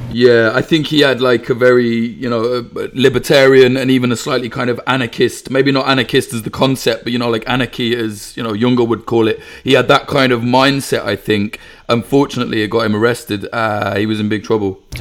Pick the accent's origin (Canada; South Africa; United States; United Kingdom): United Kingdom; a Brit